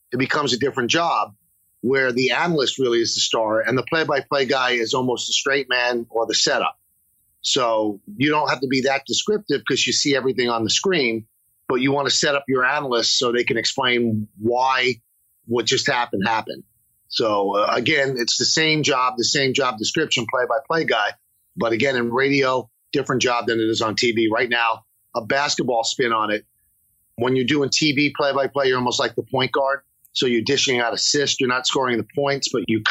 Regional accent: New York City, New York, United States; kid growing up in the South Bronx, about 10 minutes from Yankee Stadium

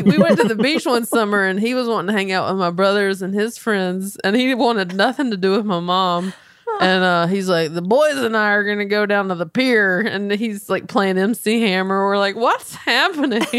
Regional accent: Belmont, North Carolina, United States; moved away as an adult; now in Los Angeles, United States; growing up in Belmont

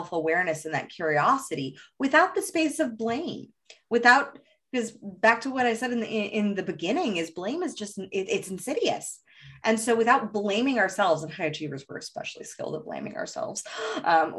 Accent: Los Angeles, California, United States; I grew up in Hollywood

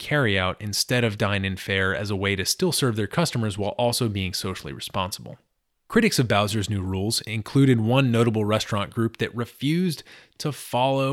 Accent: Washington, District of Columbia, United States; here in Washington, D.C., my hometown

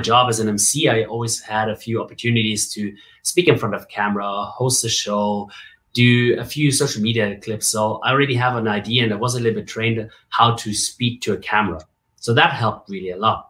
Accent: Bavaria, Germany; moved away as an adult; now in Dubai, United Arab Emirates; So I grew up in Germany, right? Born and raised in Germany, and I I had a really good time in Bavaria

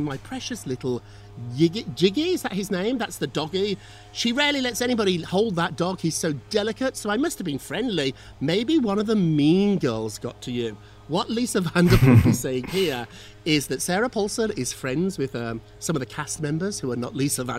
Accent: United Kingdom; moved away; As a Brit

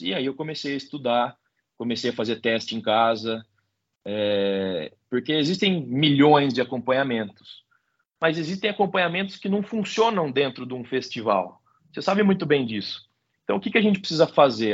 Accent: Botucatu, São Paulo, Brazil; Botucatu é nossa cidade natal, né? Foi onde eu nasci, onde eu cresci.

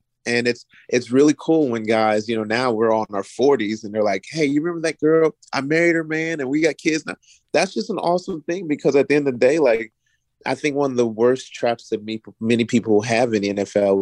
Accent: Florence, Kentucky, United States; now in Virginia, United States; I was raised in Florence, Kentucky. That's across the bridge from Cincinnati, Ohio

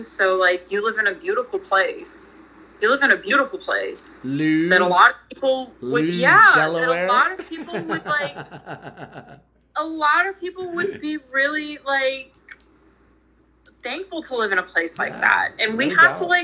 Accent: Washington, District of Columbia, United States; I grew up in Georgetown in Washington, D.C.

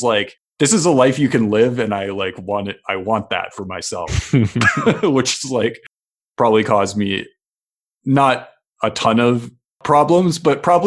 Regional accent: Midwest, United States; someone who grew up in the Midwest

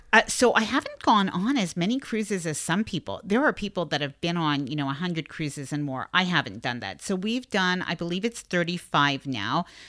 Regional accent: Canada; because I'm Canadian

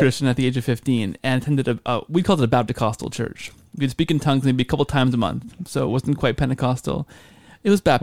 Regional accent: Canada; I'm Canadian

